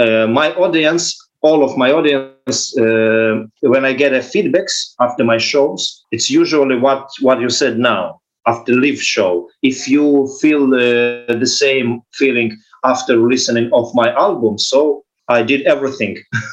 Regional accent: Ukraine; English is a second language; now in Israel; sorry for my English because I was born in Ukraine. I grew up in Ukraine, so I have no good English base. But I learned it by myself, and I try to speak good enough for understanding.

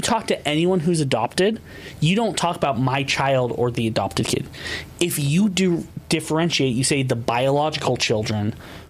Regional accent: Washington, United States; moved away; I hail from Washington originally.

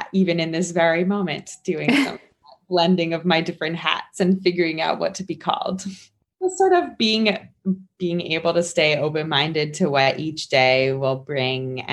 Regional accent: Maryland, United States; moved away as an adult; also born or lived in New York; now in Harrisburg, United States; I went from my newly moved in home in Harrisburg to Maryland, where I am from

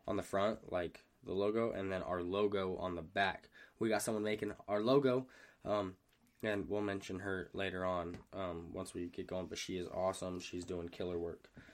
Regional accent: Hurricane, Utah, United States; moved away; I'm from Hurricane

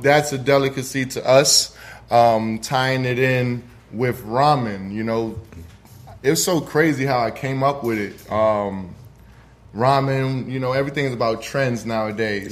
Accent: New York City, New York, United States; moved away as an adult; now in Atlanta, United States; Originally, I'm from the Bronx, New York. Brought my talents out here to Atlanta

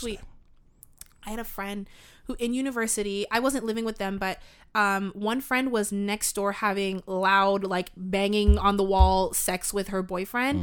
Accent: Canada; first language English; as Canadian podcasters, content creators

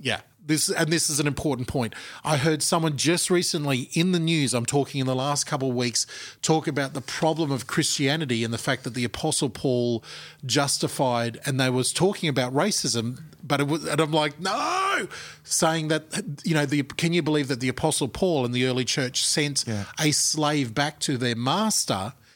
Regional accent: Australia; our shared national culture, which is mm. Australia

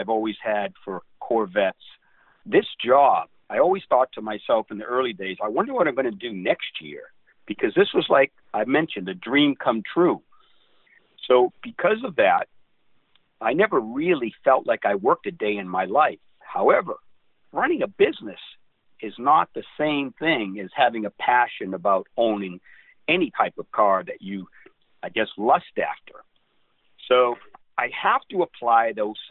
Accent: Boston, Massachusetts, United States; moved away as an adult; now in Southern California, United States; my hometown of Boston

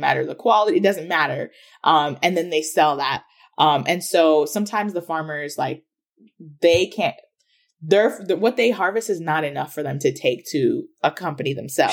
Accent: Ghana; now in United States; I'm from Ghana, which is in West Africa

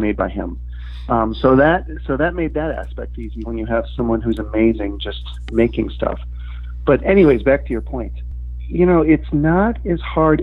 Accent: Milwaukee, Wisconsin, United States; moved away as an adult; also born or lived in Chicago; I'm originally from Milwaukee, but uh, I moved to Chicago um, shortly after graduating from college

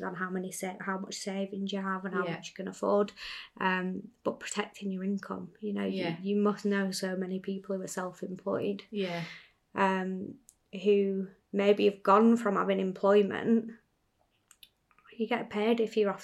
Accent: United Kingdom; we're British

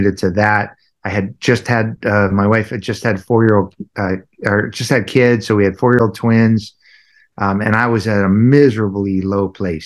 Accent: Southern California, United States; I grew up in Southern California, very traumatic, somewhat of a traumatic childhood

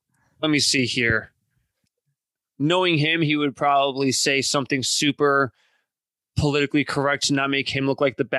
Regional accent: New York, United States; like a proper New York Italian, I say mozzarella because I'm still American.

